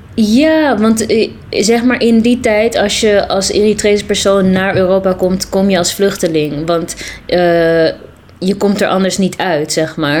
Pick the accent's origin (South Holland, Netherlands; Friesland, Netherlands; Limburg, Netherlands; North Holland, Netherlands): North Holland, Netherlands; Amsterdam; ben geboren en getogen in Amsterdam. Ja. In Amsterdam-Oost.